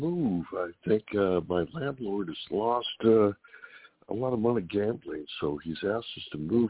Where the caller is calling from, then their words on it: Sacramento, California, United States; I'm calling from Sacramento, and … from Sacramento.